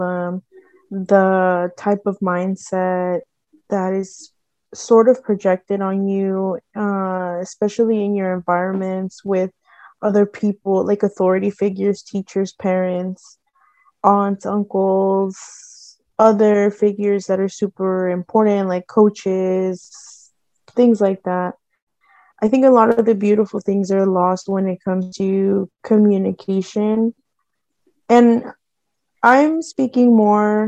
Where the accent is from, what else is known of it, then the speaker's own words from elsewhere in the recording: San Jose, California, United States; I grew up in Eastside San Jose